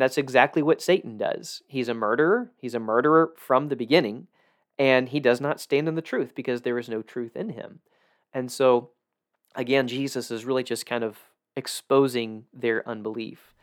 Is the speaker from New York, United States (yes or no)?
no; South Georgia, United States; I grew up in South Georgia, where there's a lot of those.